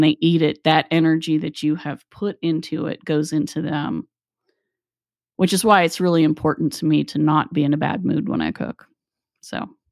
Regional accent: Appalachia, United States; we grew up in Appalachia

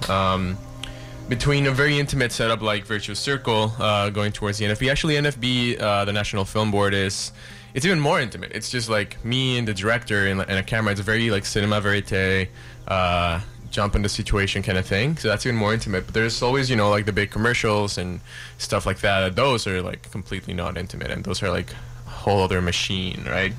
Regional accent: Mexico; now in Vancouver, Canada; I'm from Mexico

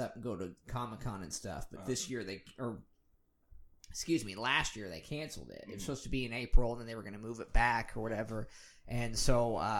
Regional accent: Midwest, United States; we are from the Midwest

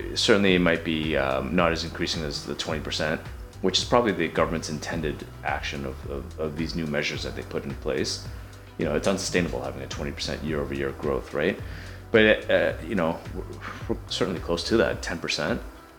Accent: Markham, Ontario, Canada; you know, like I came from Markham, so I understand what the benefits of living in Markham are, the green space and the quietness and all that kind of stuff.

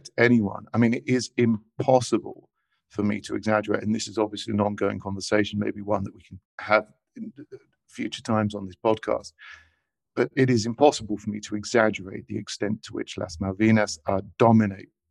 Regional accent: England, United Kingdom; now in Buenos Aires, Argentina; they find out I'm English

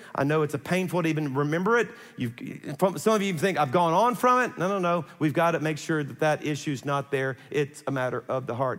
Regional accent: South Louisiana, United States; I'm from South Louisiana

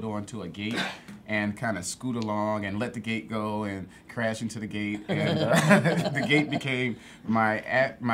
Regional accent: Chicago, Illinois, United States; growing up in Chatham on the South Side

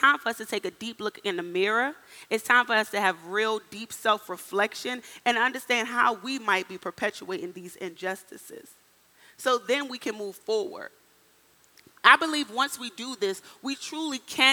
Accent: Washington, District of Columbia, United States; moved away as an adult; also born or lived in Miami, Florida / Minnesota; I'm from the inner city of Washington, D.C., born and raised

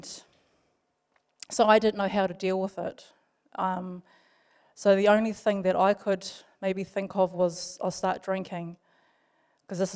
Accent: Palmerston North, Manawatū-Whanganui, New Zealand; also born or lived in Wellington; I was originally from Wellington, but I grew mostly up in Palmerston North

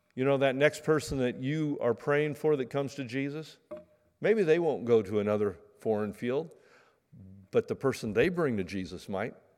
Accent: Medford, Oregon, United States; I grew up in Medford, you know, pear trees

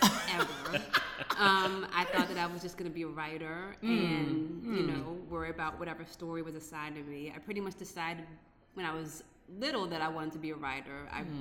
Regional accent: Annapolis, Maryland, United States; also born or lived in St. Thomas, U.S. Virgin Islands; now in Baltimore, United States; you know I'm born and raised in Maryland

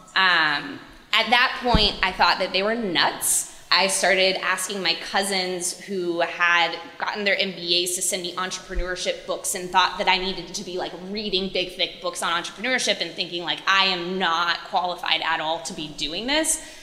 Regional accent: Clemson, South Carolina, United States; moved away; I was from a little town called Clemson.

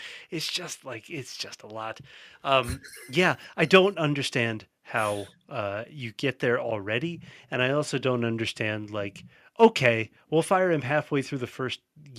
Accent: Louisville, Kentucky, United States; Jeff Brohm delivering in my hometown here.

